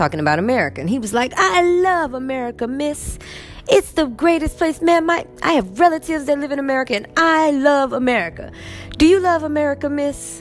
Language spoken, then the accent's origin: English; United States; moved away as an adult; now in Egypt; who I was as an American